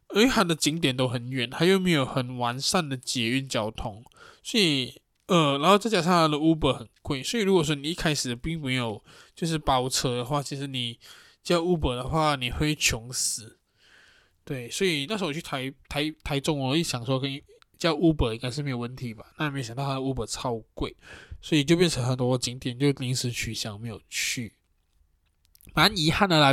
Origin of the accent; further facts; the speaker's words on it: Johor, Malaysia; moved away; 罗佛就是我自，的，我的老家